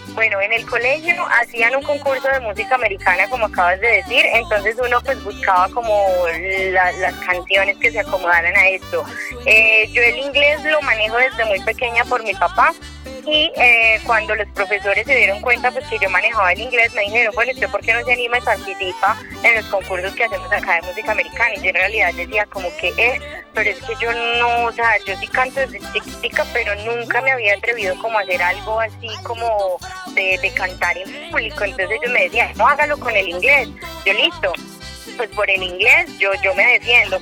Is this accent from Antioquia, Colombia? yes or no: yes; Medellín, Antioquia, Colombia; soy paisa, pero paisa, paisa, yo soy de Medellín